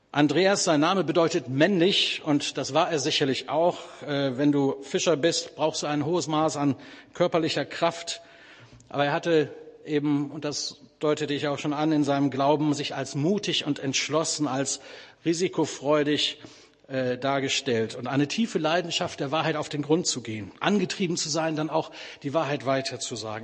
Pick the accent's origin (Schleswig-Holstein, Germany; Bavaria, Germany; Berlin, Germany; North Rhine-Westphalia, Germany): North Rhine-Westphalia, Germany; Bielefeld; moved away; in Bielefeld, das ist übrigens meine Heimatstadt